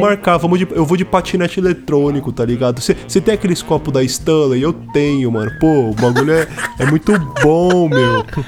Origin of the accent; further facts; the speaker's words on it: São Paulo, Brazil; eu que sou paulista